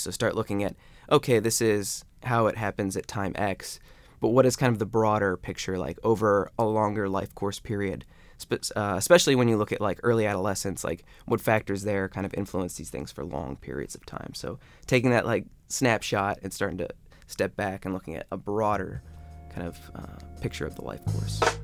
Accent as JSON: {"language": "English", "town": "Akron", "region": "Ohio", "country": "United States", "moved": "yes", "said": "I'm from Akron."}